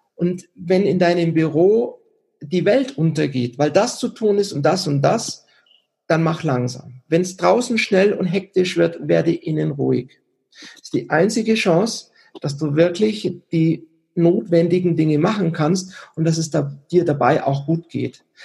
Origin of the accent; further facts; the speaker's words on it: Germany; also born or lived in Switzerland; now in Garmisch-Partenkirchen, Germany; ich bin in der Schweiz geboren, aber in Deutschland aufgewachsen